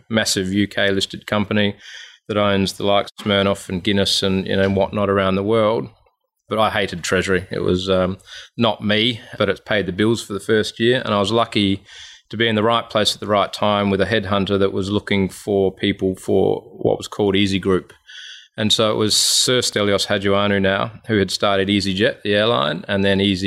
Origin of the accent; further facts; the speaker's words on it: Adelaide, South Australia, Australia; moved away as an adult; also born or lived in London / Sydney; I grew up in Adelaide and studied accounting and started in the chartered accounting profession.